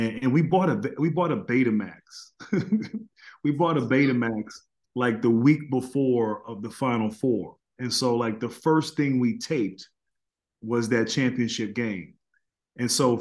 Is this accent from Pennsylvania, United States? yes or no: no; Virginia, United States; And I'm from Virginia. And so Charlottesville was about two hours from my house.